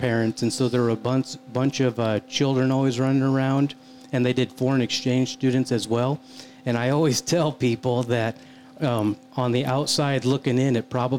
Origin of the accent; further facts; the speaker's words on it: Iowa, United States; moved away; I was originally born in Iowa.